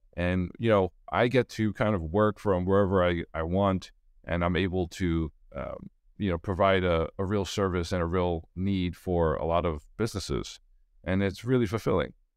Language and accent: English; New York City, New York, United States; I grew up in Brooklyn, New York